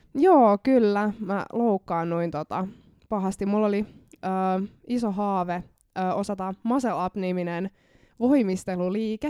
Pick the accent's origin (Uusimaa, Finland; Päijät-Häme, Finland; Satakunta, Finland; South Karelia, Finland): Päijät-Häme, Finland; Lahti; mä oon lahtelainen